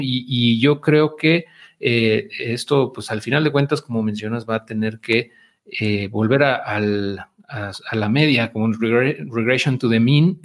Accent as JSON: {"language": "Spanish", "country": "Mexico"}